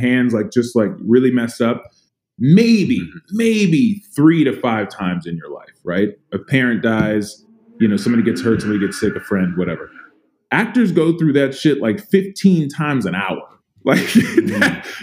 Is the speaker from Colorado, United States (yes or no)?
no; San Antonio, Texas, United States; I grew up in Texas. I grew up in in San Antonio, Texas